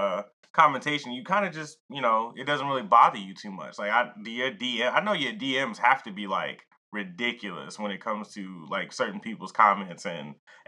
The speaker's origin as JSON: {"language": "English", "town": "Atlanta", "region": "Georgia", "country": "United States", "said": "I'm from Atlanta, home of the ratchet and the strip club"}